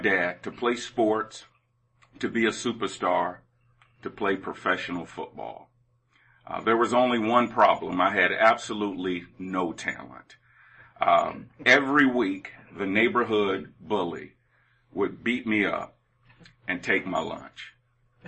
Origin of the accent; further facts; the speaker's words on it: Atlanta, Georgia, United States; moved away as an adult; also born or lived in Knoxville, Tennessee; I grew up in Atlanta, Georgia, in the inner city of Atlanta.